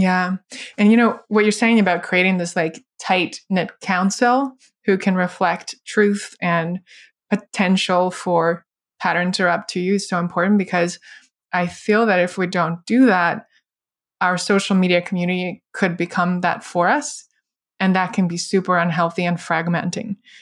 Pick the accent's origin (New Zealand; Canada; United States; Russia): Russia; moved away; I grew up in Soviet, post-Soviet Russia